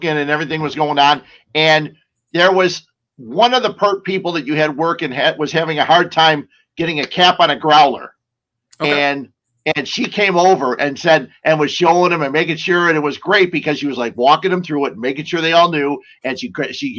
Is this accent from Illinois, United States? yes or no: yes; Cicero, Illinois, United States; I grew up in Cicero and got stuck by that train numerous times